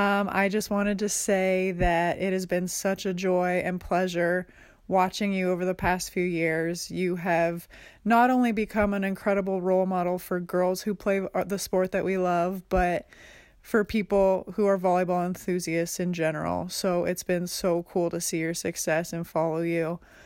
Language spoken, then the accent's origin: English; Canada; I am from Canada.